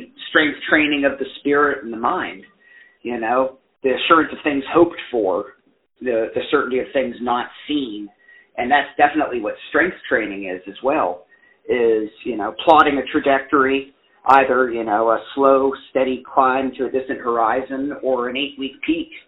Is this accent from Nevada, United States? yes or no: no; West Virginia, United States; also born or lived in Columbus, Ohio / South Lyon, Michigan; Born and raised in West Virginia